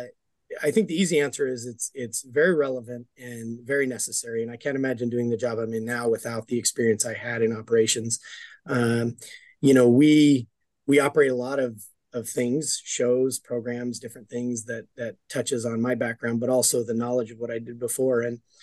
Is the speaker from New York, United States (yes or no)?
no; Denver, Colorado, United States; I grew up in Denver, Colorado, and I was kind of a troubled kid.